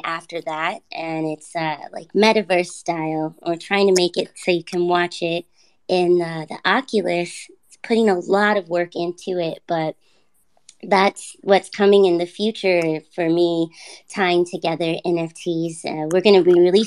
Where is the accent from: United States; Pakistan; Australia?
United States; Los Angeles, California; now in Northern California, United States; I'm from Los Angeles, so I am a Los Angeles native and currently living in Northern California